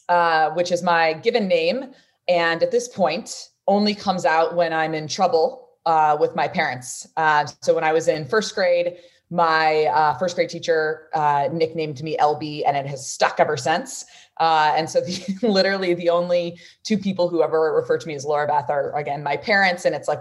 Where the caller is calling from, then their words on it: San Francisco, California, United States; So I'm calling in from San Francisco, California.